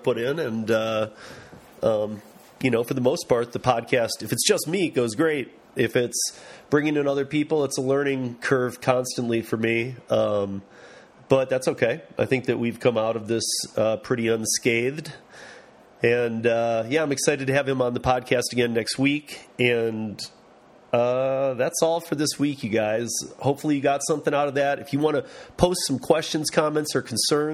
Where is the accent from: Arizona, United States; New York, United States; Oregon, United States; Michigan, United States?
Michigan, United States; from Michigan, my home state, Grand Rapids